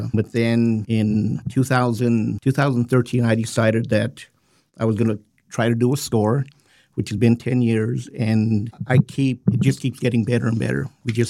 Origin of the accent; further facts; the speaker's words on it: Rawlins, Wyoming, United States; moved away as an adult; now in Lander, United States; Actually, I've lived here since 97, born and raised in Rollins.